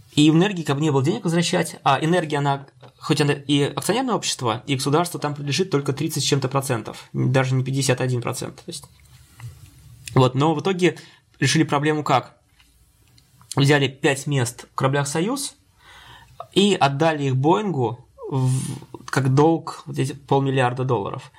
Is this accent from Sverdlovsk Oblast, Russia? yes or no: no; Penza, Penza Oblast, Russia; я учился в родном городе, Пенза, э, в технологическом институте местном